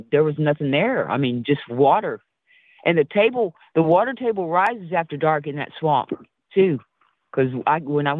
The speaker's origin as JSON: {"language": "English", "region": "Arizona", "country": "United States", "also_born_or_lived": "East Texas", "moved": "yes", "said": "I'm from Arizona, and my grandmother's off of Rez, off 90 miles north of Phoenix"}